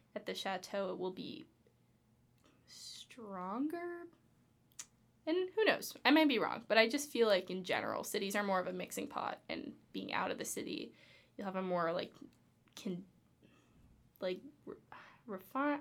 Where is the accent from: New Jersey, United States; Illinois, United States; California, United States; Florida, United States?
California, United States; Los Angeles; I'm from Los Angeles